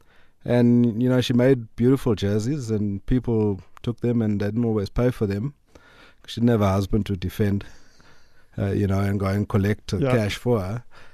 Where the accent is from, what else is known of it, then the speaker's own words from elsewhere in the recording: Durban, KwaZulu-Natal, South Africa; And, so I grew up in Durban, in a little colored area called Newlands East.